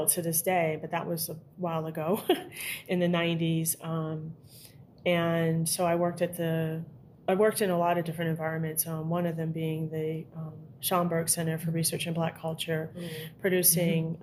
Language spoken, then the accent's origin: English; Chicago, Illinois, United States; I grew up in segregated Chicago in an all-Black neighborhood